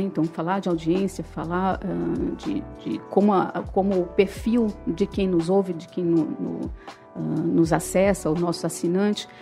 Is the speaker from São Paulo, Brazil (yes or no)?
yes; São Paulo, Brazil; moved away as an adult; now in Fortaleza, Brazil; eu sou de São Paulo, eu vim a Fortaleza há mais de 20 anos.